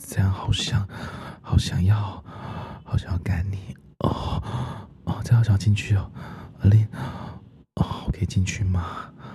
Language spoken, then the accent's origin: Chinese; the countryside of central Taiwan, Taiwan; moved away; also born or lived in Taoyuan; 老师自己小时候住在中部的乡下，那时候也都住在。平房里面